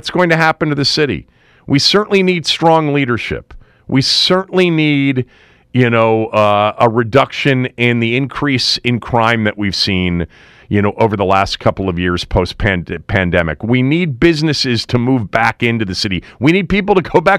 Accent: Washington, District of Columbia, United States; my hometown city

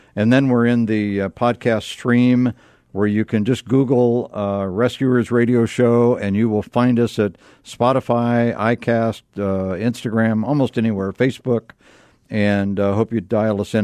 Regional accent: Akron, Ohio, United States; I was born in Akron, Ohio.

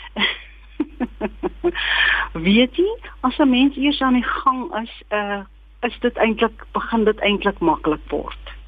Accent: Kimberley, Northern Cape, South Africa; ek is gebore en grootgeword in Kimberley waar ek my skoolloopbaan voltooi

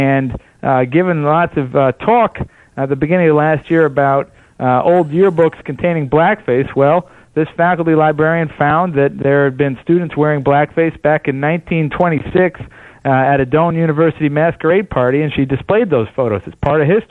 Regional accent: Buffalo, New York, United States; I'm from Buffalo, New York

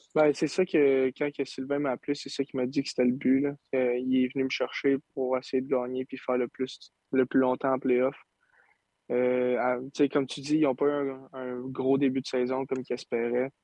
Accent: Saint-Eustache, Quebec, Canada; je viens de Saint-Eustache, mes parents sont tout le temps là.

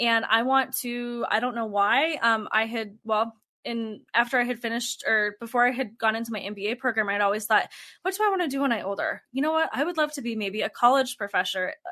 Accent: Fort Collins, Colorado, United States; we ended up moving back to my hometown in Colorado, which is Fort Collins, Colorado. And that's where we are now.

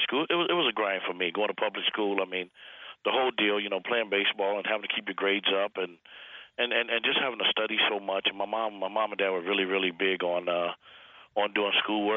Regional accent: Chicago, Illinois, United States; moved away as an adult; now in Minnesota, United States; I grew up in the big city of Chicago

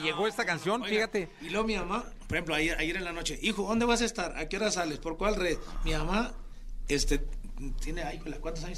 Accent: Chiapas, Mexico; Chiapas, mi tierra

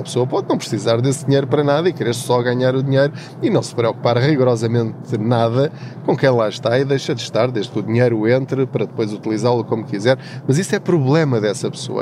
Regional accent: Covilhã, Centro, Portugal; moved away as an adult; now in Lisbon, Portugal; eu sou da Covilhã, da zona da Covilhã, de uma aldeia chamada Paul, de uma terriola um bocadinho maior ao lado, uma vila chamada Tortuzendo.

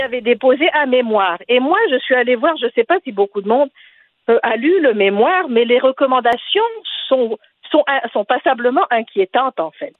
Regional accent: Tunisia; je suis tunisienne

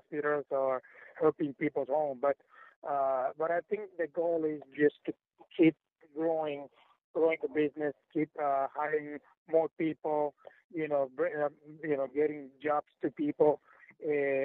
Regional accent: Puerto Rico; first language Spanish; English is a second language; that's my first language, right? I'm from Puerto Rico

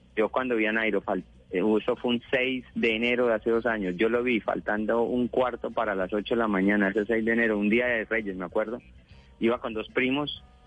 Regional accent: Cúcuta, Norte de Santander, Colombia; also born or lived in Paz del Río, Boyacá, Colombia; Papás se, se, vinieron a trabajar acá

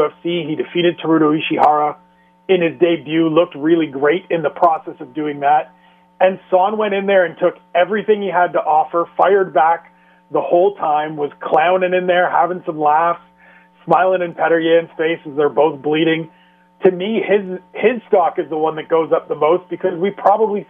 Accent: Canada; as a Canadian

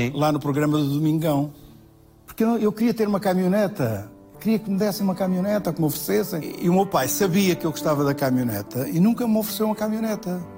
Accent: Mourão, Alentejo, Portugal; moved away; Deus quis que eu tivesse nascido em Mourão, numa casa muito pequenina

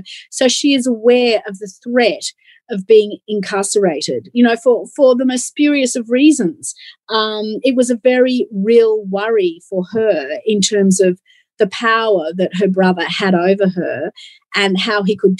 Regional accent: Australia; moved away as an adult; also born or lived in England; I am an Aussie and I've been an Aussie my whole life

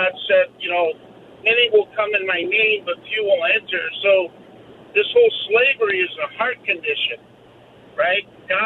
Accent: Sacramento, California, United States; Sacramento, California.

